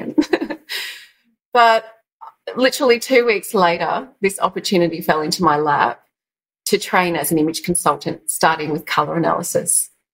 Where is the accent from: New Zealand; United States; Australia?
Australia; Yarra Valley, east of Melbourne, Victoria; I grew up in the Yarra Valley of uh, of Melbourne, east of Melbourne